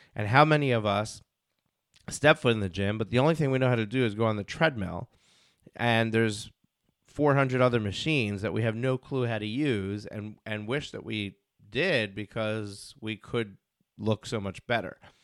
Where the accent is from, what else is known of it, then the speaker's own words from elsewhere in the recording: New York, United States; I'm from New York